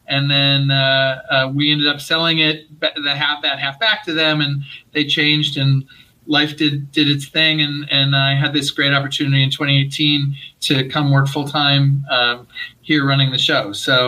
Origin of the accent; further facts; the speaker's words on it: Rochester, New York, United States; moved away as an adult; now in Los Angeles, United States; I grew up in upstate New York, grew up in Rochester, New York. And after college, was in New York for 10 years and moved out to LA in 94 to work for Disney.